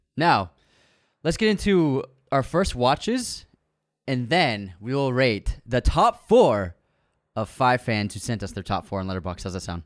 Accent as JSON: {"language": "English", "region": "Massachusetts", "country": "United States", "said": "We're not from Amherst, but Massachusetts in the house"}